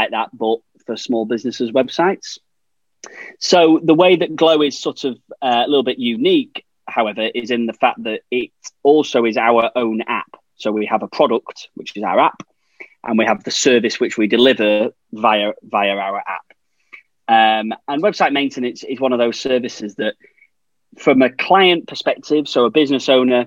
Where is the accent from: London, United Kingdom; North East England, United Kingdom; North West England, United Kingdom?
North West England, United Kingdom; Blackpool; But I grew up there, stone's throw from the tower